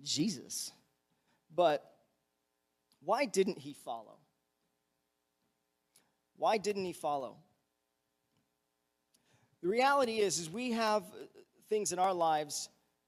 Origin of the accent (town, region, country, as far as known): United States